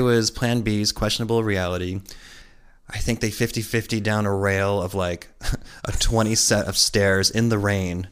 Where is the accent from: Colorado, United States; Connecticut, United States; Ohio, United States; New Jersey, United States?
Connecticut, United States; growing up where we grew up in Connecticut